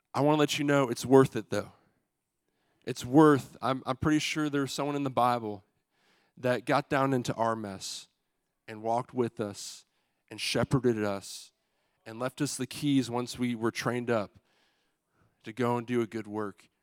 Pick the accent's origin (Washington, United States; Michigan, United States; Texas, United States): Michigan, United States; moved away; We're all from Michigan